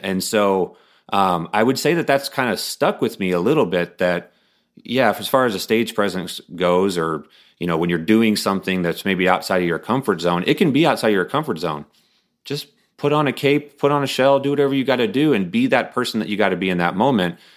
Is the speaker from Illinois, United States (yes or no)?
yes; Bloomington, Illinois, United States; also born or lived in Ohio; I grew up in Bloomington, Illinois, which is where State Farm is headquartered